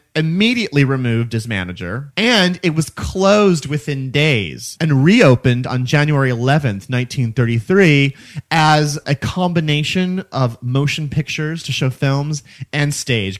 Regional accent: Missouri, United States; now in New York, United States; that's my home state

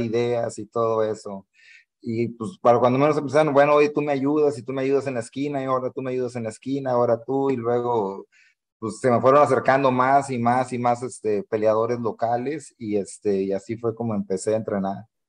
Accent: Matamoros, Tamaulipas, Mexico; moved away as an adult; also born or lived in Weslaco, Texas; Soy mexicano, nací en Matamoros, Tamaulipas.

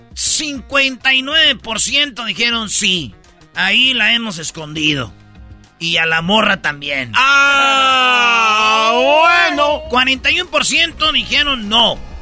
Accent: Jiquilpan, Michoacán, Mexico; los de mi pueblo, Jiquilpa

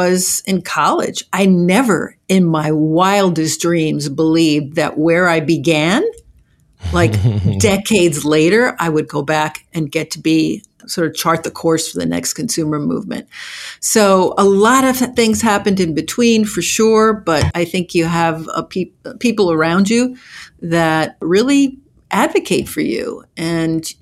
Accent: New Jersey, United States; also born or lived in Havana, Cuba; I grew up in New Jersey, and I ended up in New Jersey via Havana

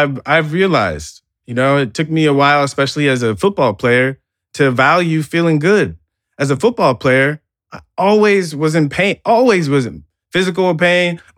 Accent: United States; growing up in America

